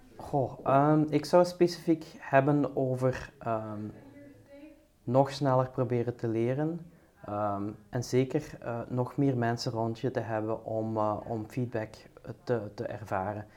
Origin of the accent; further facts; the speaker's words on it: Belgium; also born or lived in United States; zijn wij als Belgen